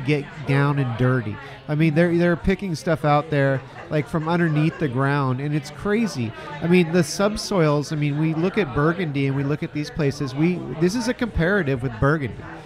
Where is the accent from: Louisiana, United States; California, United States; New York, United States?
California, United States; Russian River Valley; also born or lived in Petaluma, California; I grew up in Russian River Valley um, and then you know before I moved back to Petaluma